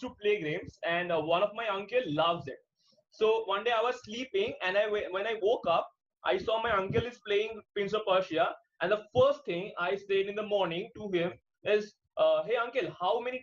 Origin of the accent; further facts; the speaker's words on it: India; also born or lived in Kolkata; we are from India and we are very conservative